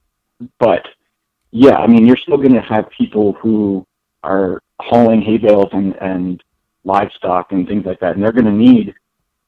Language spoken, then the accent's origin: English; Loveland, Colorado, United States; also born or lived in Boulder / Fort Collins; now in Denver, United States; So I grew up in Colorado. I was born in Loveland, went to school at CSU, then eventually moved to Boulder, and then made my way down to Denver in 2013.